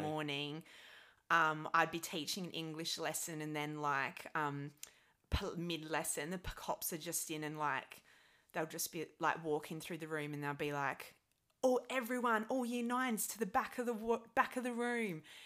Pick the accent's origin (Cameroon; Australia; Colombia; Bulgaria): Australia; Adelaide, South Australia; moved away as an adult; also born or lived in London; now in United Kingdom; I'm from a city, a capital city in, um, Australia called Adelaide